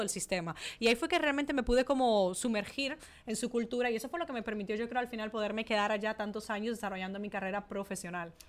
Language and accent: Spanish; Dominican Republic; accent: mixed accents, Spanish 'vale'; moved away as an adult; also born or lived in Italy / Spain; now in Miami, United States; soy dominicana. He vivido en Italia, eh, he vivido en España, por eso tengo muchas veces ese acento y ese vale español